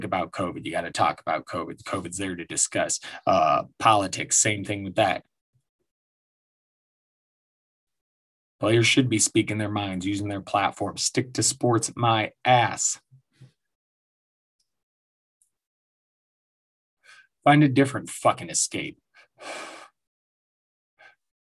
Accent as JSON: {"language": "English", "town": "Denver", "region": "Colorado", "country": "United States", "tie": "born or raised there", "said": "my hometown Denver Nuggets"}